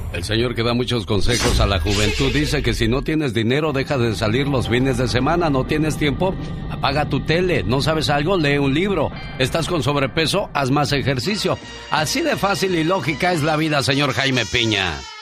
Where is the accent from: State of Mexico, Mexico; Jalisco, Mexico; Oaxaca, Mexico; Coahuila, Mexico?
Jalisco, Mexico; Zapopan; now in United States; un día salí de Zapopan, Jalisco, pero Zapopan, Jalisco nunca salió de mí